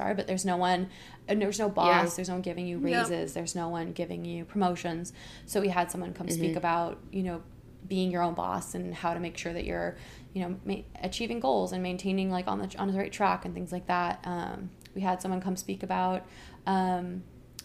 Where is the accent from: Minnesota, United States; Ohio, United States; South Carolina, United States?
South Carolina, United States; Hilton Head; moved away; I'm from Hilton Head, South Carolina